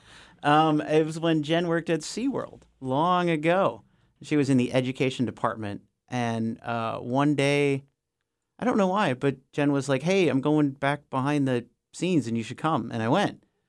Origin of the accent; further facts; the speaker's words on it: Minnesota, United States; moved away; also born or lived in Denali; when I was growing up in Minnesota, in the suburbs